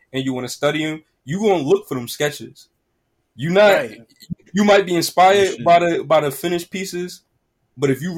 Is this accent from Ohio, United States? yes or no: no; Newark, New Jersey, United States; I'm from Newark